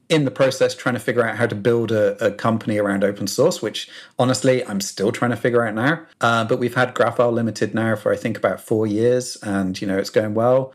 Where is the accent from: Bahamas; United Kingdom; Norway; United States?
United Kingdom; South Coast, England; as you may be able to tell from my accent, I'm from the U K, uh, from the South Coast, born and bred.